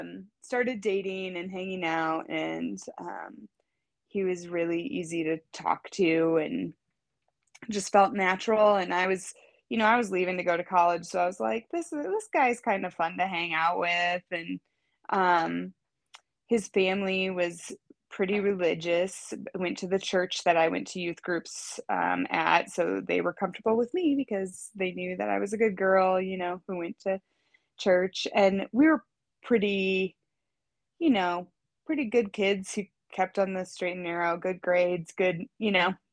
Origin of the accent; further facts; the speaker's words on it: rural Iowa, United States; So I grew up in rural Iowa to a farmer and a teacher. So, and when I say rural, I mean like a town of 1,500 people is what I grew up in. And a pretty religiously conservative part